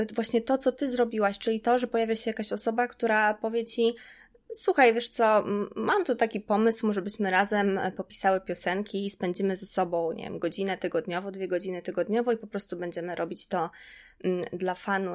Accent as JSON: {"language": "Polish", "town": "Czarna Białostocka", "region": "Podlaskie Voivodeship", "country": "Poland", "tie": "born or raised there", "also_born_or_lived": "Białystok", "said": "ja się wychowałam w Czarnej Białostockiej"}